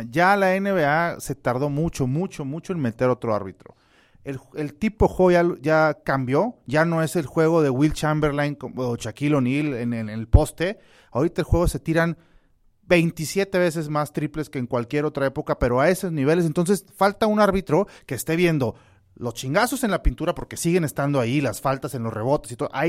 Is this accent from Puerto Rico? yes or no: no; Mexico City, Mexico; born there; No, orgullosamente nacido en, en, en, en su CDMX, cuna